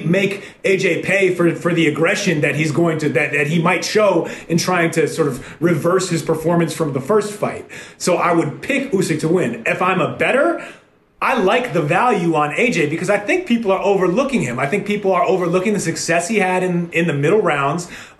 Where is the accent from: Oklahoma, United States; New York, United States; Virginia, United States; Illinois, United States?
New York, United States; grew up in the 90s when New York was a little grittier